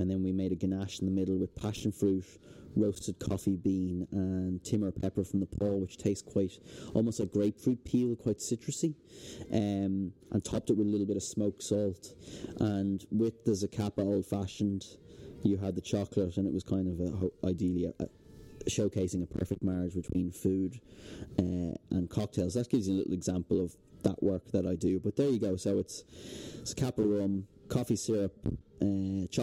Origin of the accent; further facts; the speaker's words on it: Dublin, Leinster, Ireland; also born or lived in Ventry, Kerry / Melbourne; I grew up in Dublin at a different time